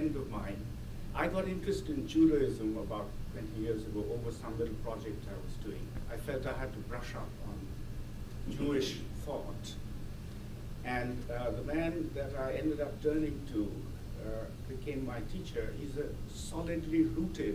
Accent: India; moved away; I was born in India and grew up there

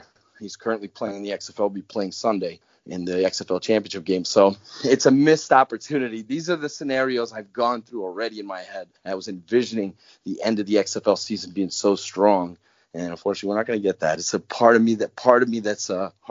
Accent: the Northeast, New York, United States; I'm from the Northeast, and you know that New York's my home

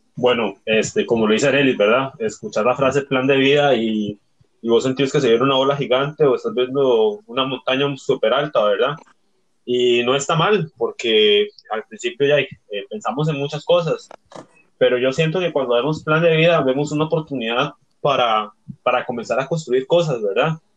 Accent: Barranca, Puntarenas, Costa Rica; soy vecino de, Barranca

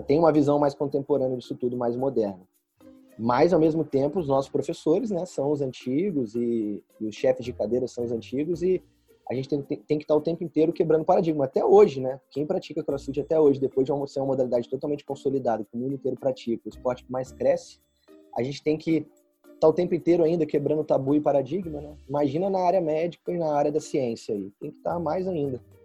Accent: Volta Redonda, Rio de Janeiro, Brazil; moved away as an adult; now in São Paulo, Brazil; Eu sou do Rio, do interior do Rio, Volta Redonda. E aí vim para São Paulo em 2012 e desde então estou no estado de São Paulo

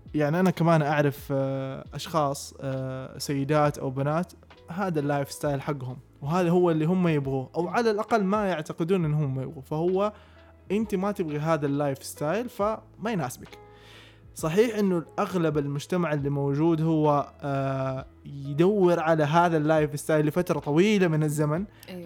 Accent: Taif, Makkah Province, Saudi Arabia; moved away as an adult; also born or lived in Jeddah; جيت انا من الطائف فجيت ادرس في جده

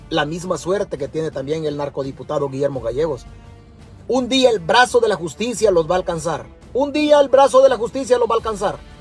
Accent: El Salvador

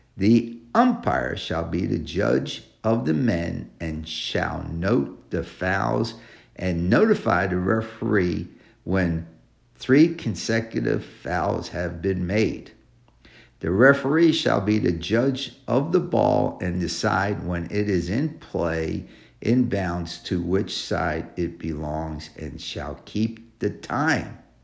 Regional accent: New York City, New York, United States; New York City, my hometown, My home state.

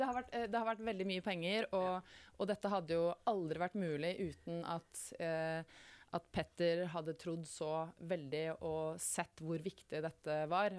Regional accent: Muggerud, Buskerud, Norway; jeg vokste opp uh, utenfor Kongsberg, på et sted som ikke så mange har hørt om, som heter Muggerud

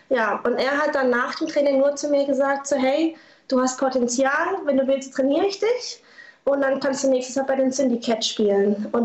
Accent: Lörrach, Baden-Württemberg, Germany; Und ich komme ja aus Lörrach, da kannte man das auch nicht so.

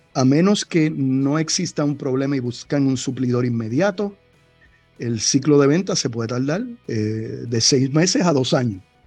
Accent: Cataño, Puerto Rico; mi pueblo, allá en Cataño

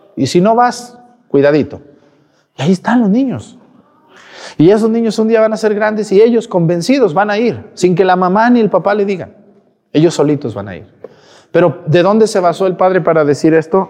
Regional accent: Mexticacán, Jalisco, Mexico; Soy de un ranchito, de un pueblito del estado de Jalisco que se llama Mesticacán

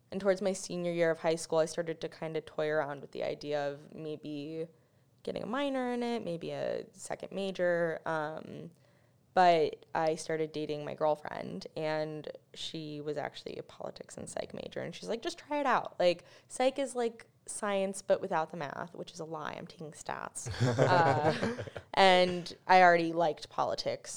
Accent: New York, United States; I'm from New York

